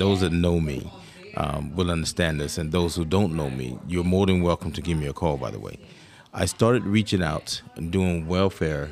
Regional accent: United States; also born or lived in New York; growing up in the South, born in New York, raised down South in Carolina

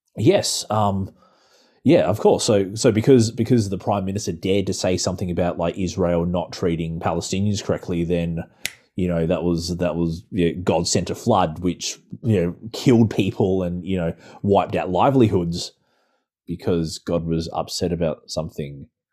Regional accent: Australia; the church I used to be in back in my hometown

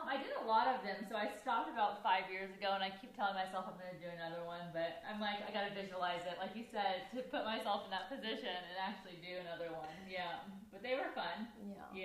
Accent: Mississippi, United States; In Mississippi.

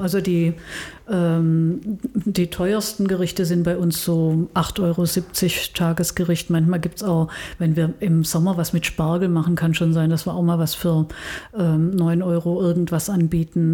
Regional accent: Stuttgart, Baden-Württemberg, Germany; moved away as an adult; also born or lived in Tübingen; now in Bonn, Germany; Ich bin in Stuttgart geboren, das hört man wahrscheinlich unmittelbar, dass ich nicht aus dem Rheinland komme. Ähm, war damals katholisch und äh, bin da aufgewachsen

